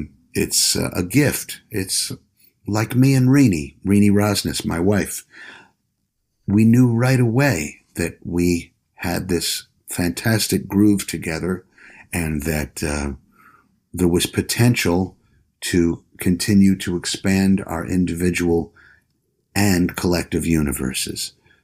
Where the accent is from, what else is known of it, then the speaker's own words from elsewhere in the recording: New York City, New York, United States; New York City is my home. I grew up here on East 51st Street.